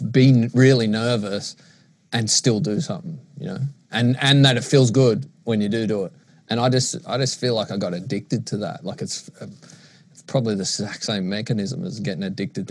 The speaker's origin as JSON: {"language": "English", "town": "Sydney", "region": "New South Wales", "country": "Australia", "tie": "born or raised there", "said": "growing up in Maroubra."}